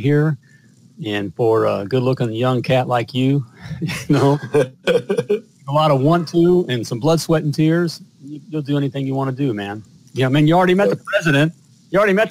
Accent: United States; I'm an American

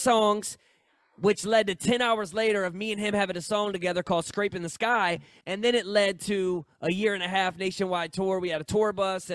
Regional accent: St. Louis, Missouri, United States; I'm from St. Louis.

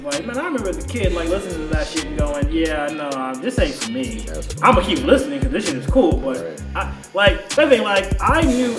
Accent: New York, United States; growing up in New York, like, I had the music there.

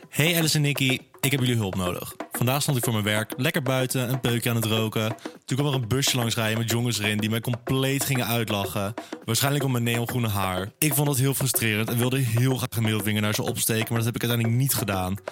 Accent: Naaldwijk, South Holland, Netherlands; ik was de homo van Naaldwijk

